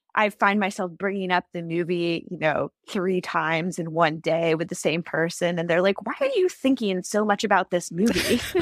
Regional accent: Silicon Valley, California, United States; I grew up in the Silicon Valley.

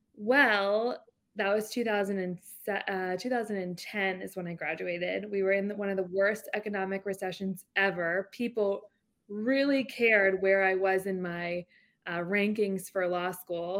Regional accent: Jacksonville, Florida, United States; I'm from Jacksonville, Florida. I was actually adopted, which is, like, a random fact, but grew up in, in Jacksonville

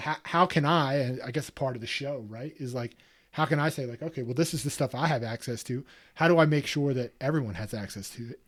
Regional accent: East Coast, United States; growing up on the East Coast

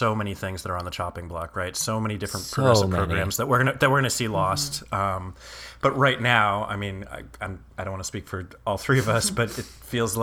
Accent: West Coast, United States; I grew up on the West Coast, and my childhood friends were named Rainbow and Blueberry

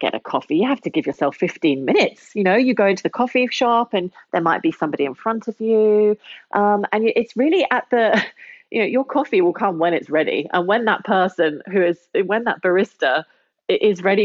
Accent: London, United Kingdom; moved away as an adult; now in Berlin, Germany; I am the Londoner

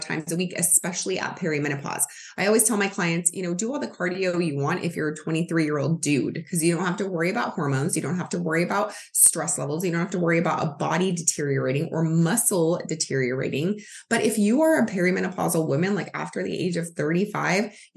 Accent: United States

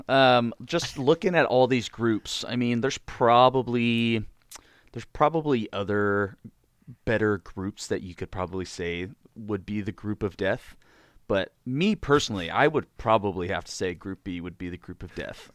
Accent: United States; I am also an American

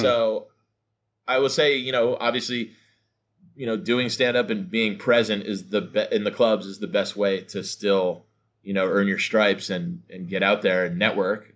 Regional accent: North New Jersey, United States; I'm from North New Jersey anyway, so I live about, uh, forty-five minutes outside New York

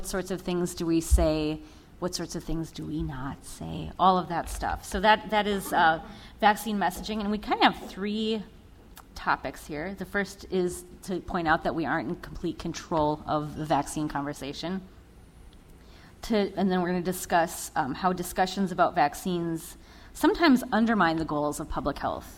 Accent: St. Paul, Minnesota, United States; Born and raised in St. Paul

